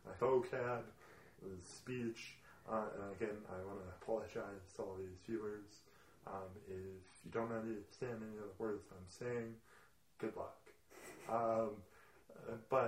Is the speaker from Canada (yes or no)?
yes; Edmonton, Alberta, Canada; also born or lived in Kelowna; taken home to Edmonton and then raised Edmonton.